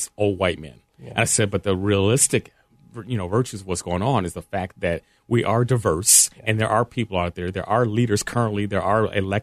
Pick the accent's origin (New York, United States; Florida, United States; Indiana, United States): Indiana, United States; I grew up in Indiana